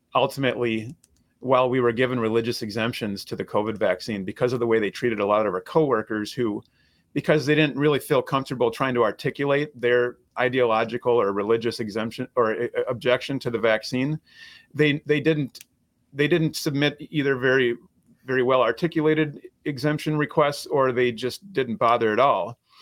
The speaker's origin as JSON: {"language": "English", "region": "Minnesota", "country": "United States", "tie": "born or raised there", "said": "I, I, was born and raised in Minnesota. I, I live and practice here now"}